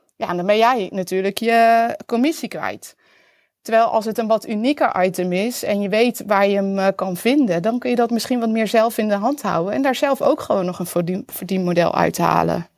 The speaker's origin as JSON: {"language": "Dutch", "country": "Netherlands", "also_born_or_lived": "Utrecht", "said": "als Nederlander"}